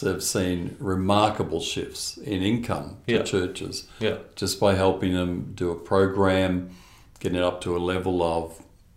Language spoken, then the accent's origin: English; Perth, Western Australia, Australia; Grew up here in Perth